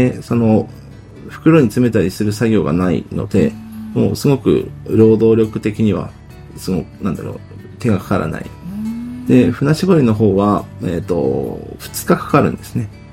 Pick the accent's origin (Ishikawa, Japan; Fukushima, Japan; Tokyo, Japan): Fukushima, Japan; Aizubange; 会津坂下町で生まれて育っております